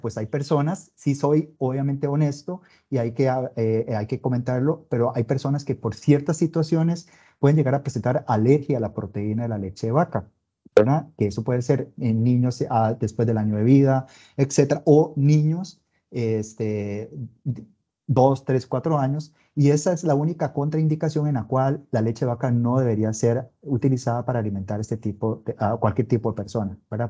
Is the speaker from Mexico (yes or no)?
no; Costa Rica; Soy costarricense